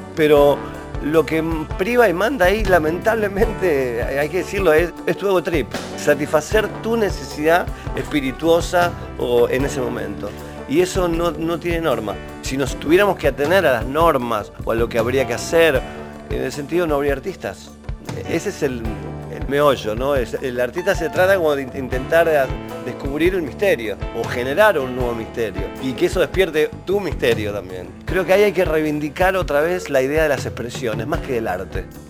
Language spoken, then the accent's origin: Spanish; Rosario, Santa Fe, Argentina; cuando eras chico en Rosario.